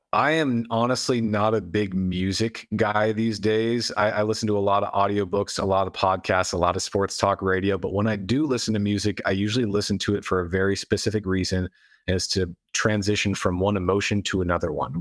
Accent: United States; I was born in America in modern times

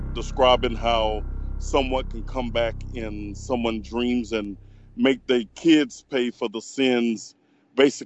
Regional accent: Plaquemine, Louisiana, United States; I'm from Louisiana

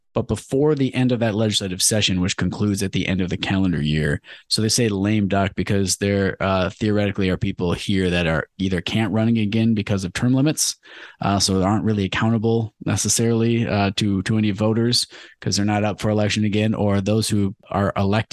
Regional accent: Clawson, Michigan, United States; a successful restaurant in my hometown of Clawson

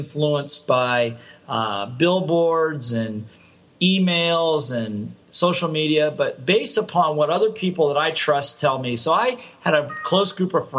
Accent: Ohio, United States; moved away as an adult; also born or lived in Hawaii; I grew up in the Midwest in Ohio State

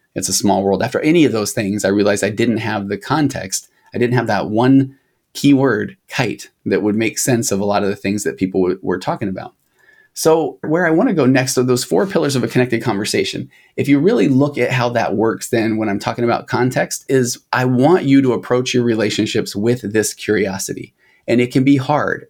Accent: United States; I'm an American

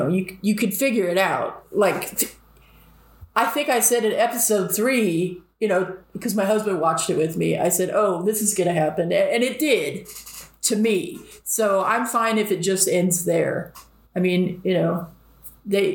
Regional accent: Southern California, United States; I grew up in Southern California

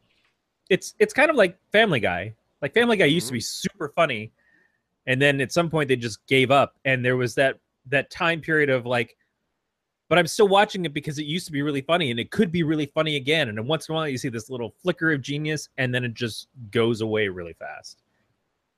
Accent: Michigan, United States; I'm from Michigan.

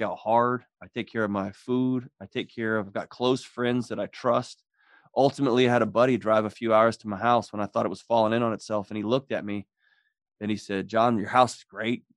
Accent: Texas, United States; I grew up in Texas

